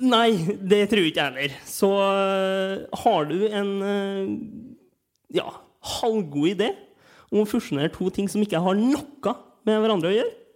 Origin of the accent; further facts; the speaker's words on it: Trondheim, Trøndelag, Norway; jeg er fra Trondheim.